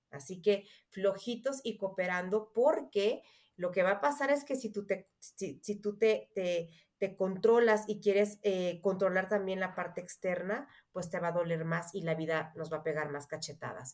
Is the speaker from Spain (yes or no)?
no; Mexico; also born or lived in Mexico City; soy mexicana, Vivo en la Ciudad de México